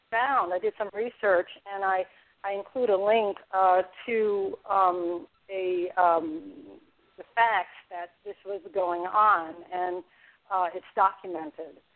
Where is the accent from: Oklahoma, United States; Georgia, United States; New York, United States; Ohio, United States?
New York, United States; New York City; also born or lived in California / Dublin, California; now in Seneca Falls, United States; I lived in the Bronx. I'm from the Bronx.